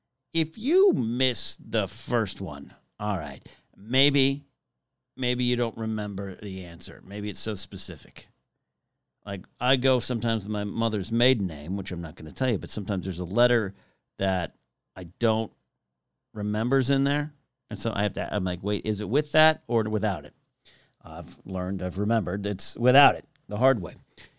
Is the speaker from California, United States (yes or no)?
yes; Arroyo Grande, California, United States; also born or lived in Los Angeles, California; It's where I went to elementary school in Arroyo Grande, California.